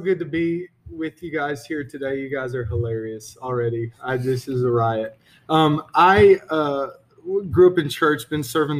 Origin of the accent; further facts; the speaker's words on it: Arkansas, United States; moved away as an adult; now in South Texas, United States; I'm originally from Arkansas.